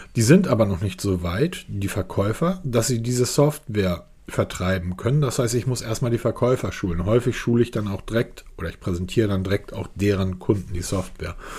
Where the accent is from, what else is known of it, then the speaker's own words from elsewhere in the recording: Germany; als Deutscher